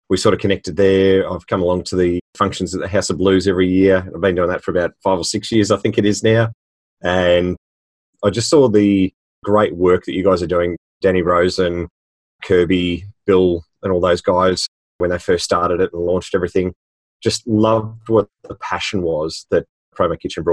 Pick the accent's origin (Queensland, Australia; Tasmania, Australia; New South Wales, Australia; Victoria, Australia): Victoria, Australia; Melbourne; all the way from Australia, you can tell by my accent. So from Melbourne in Victoria and Australia.